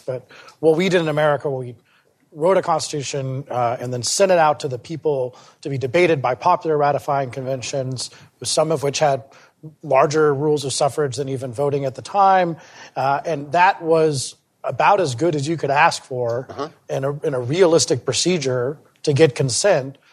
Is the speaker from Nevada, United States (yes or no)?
no; Parker, Colorado, United States; I grew up in Parker, Colorado